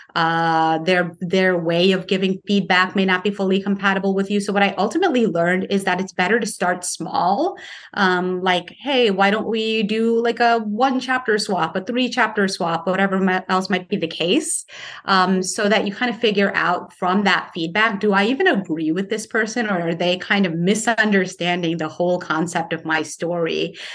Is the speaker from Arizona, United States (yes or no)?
no; Paterson, New Jersey, United States; my hometown of Paterson, New Jersey